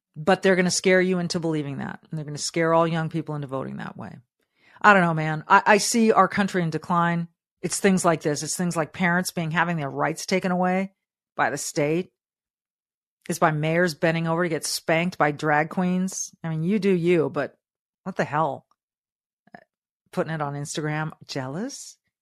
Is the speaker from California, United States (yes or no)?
yes; Southern California, United States; I was raised in Southern California